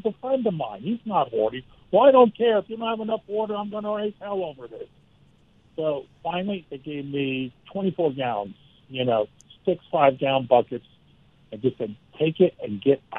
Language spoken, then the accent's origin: English; Black Mountain, North Carolina, United States; Well, you know, I set the books in my hometown, Black Mountain, North